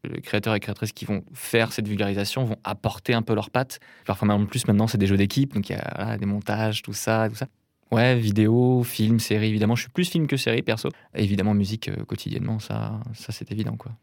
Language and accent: French; north of Rennes, Brittany, France; je viens d'une petite ville de Bretagne, au nord de Rennes, qui s'appelle Béton.